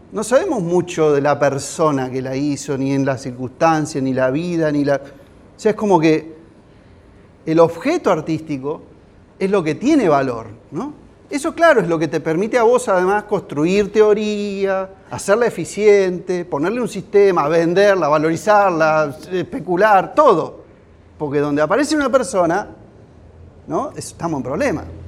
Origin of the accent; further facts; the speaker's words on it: San Andrés de Giles, Buenos Aires Province, Argentina; yo soy de Giles, yo soy de acá